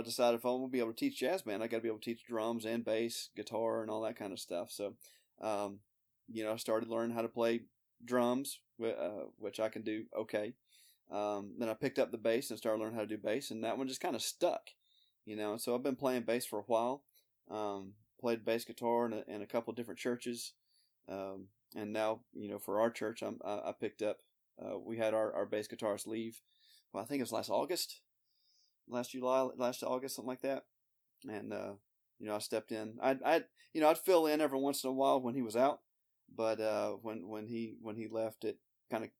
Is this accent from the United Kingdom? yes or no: no; Birmingham, Alabama, United States; also born or lived in Georgia; My parents are from Illinois, but I was born in Georgia. Grew up in Birmingham, Alabama. Lived here all my life except for the first year.